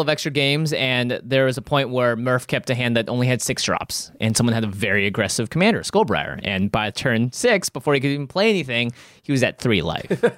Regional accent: Seattle, Washington, United States; I grew up in Seattle

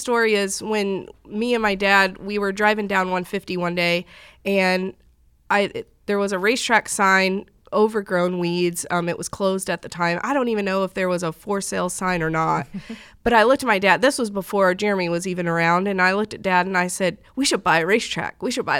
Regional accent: St. Louis, Missouri, United States; now in North Carolina, United States; Well, I grew up in the St. Louis area. When I was born into racing.

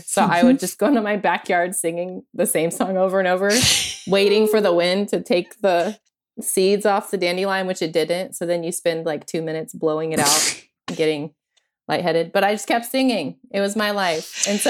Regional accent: Oklahoma, United States; born there; also born or lived in New Mexico / Missouri; And so I was born in Oklahoma and we moved back and forth from Oklahoma to New Mexico multiple times. And then we ended up in Missouri, in this very small conservative town in Missouri.

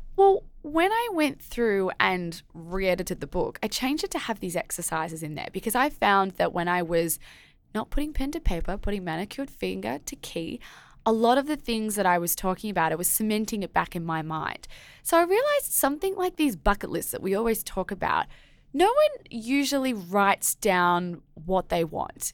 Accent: Australia; as an Aussie

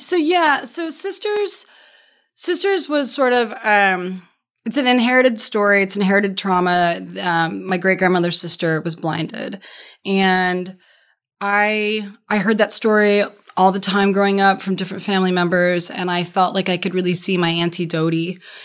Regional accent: Denver, Colorado, United States; moved away; also born or lived in San Diego / Key West; I'm from Denver and I know every street corner

